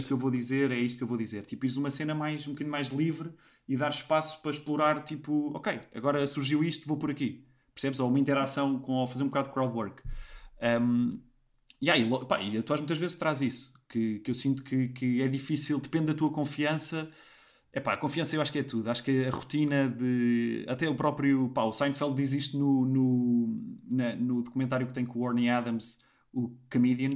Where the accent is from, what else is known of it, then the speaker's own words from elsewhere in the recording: Portugal; moved away as an adult; also born or lived in Lisbon / London; eu também não sou de Lisboa, sou da Marinha, meios mais pequenos